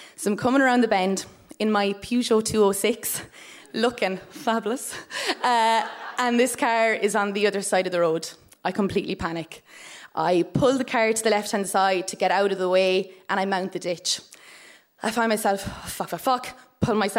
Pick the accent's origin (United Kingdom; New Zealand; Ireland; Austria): Ireland; Tipperary, Munster; I am from Tipperary, and I live in a household with my mum and my dad